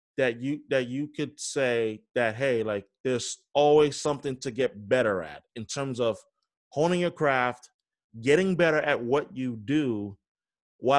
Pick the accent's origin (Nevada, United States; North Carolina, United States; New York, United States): New York, United States; New York City; moved away as an adult; now in Boston, United States; I'm originally from New York, born and raised